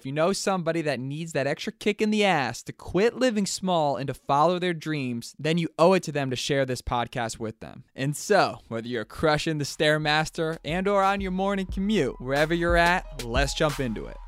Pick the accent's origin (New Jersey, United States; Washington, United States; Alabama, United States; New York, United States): New York, United States; Albany; I'm from Albany